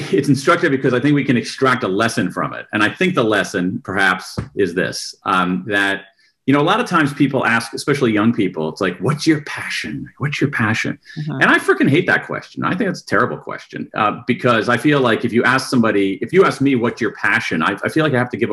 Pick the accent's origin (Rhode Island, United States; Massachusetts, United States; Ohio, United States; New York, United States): Ohio, United States; Columbus; moved away as an adult; also born or lived in Wilmington, Delaware; I was actually born in Wilmington, Delaware, home of Joe Biden. But I grew up in Columbus, Ohio.